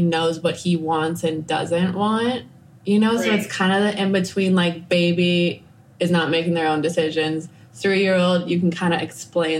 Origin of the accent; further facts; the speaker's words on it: Chicago, Illinois, United States; moved away as an adult; also born or lived in California / Costa Rica; now in Nicaragua; I am from the States. I'm from Chicago